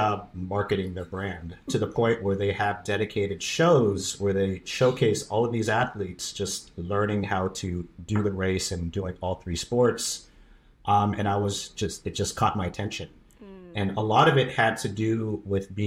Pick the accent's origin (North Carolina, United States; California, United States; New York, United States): California, United States; San Diego; also born or lived in Chula Vista, California; now in Maryland, United States; I'm originally from San Diego, grew up in Southern California.